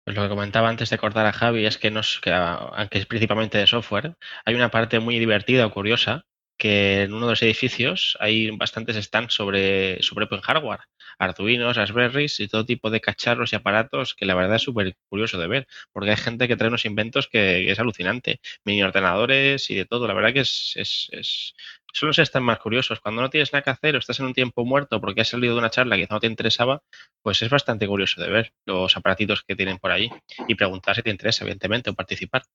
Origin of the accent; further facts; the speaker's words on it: Barcelona, Catalonia, Spain; venimos de Barcelona, que tiene un clima bastante agradable comparado con otros sitios